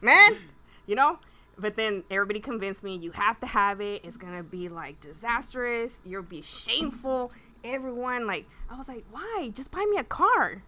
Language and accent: English; Pasadena, Texas, United States; I grew up on Jenkins Road and anyone who's who's from around there, you know, it's just like one little street, and it's just like a barrio